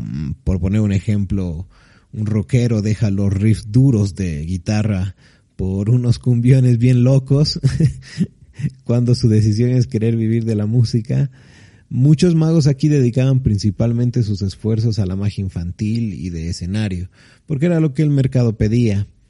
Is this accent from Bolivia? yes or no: yes; La Paz, Bolivia; de La Paz, Bolivia.